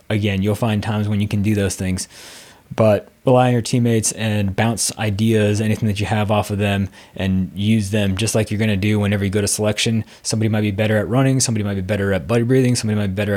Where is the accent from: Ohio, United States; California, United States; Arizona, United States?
Arizona, United States; moved away as an adult; I was a dude from Arizona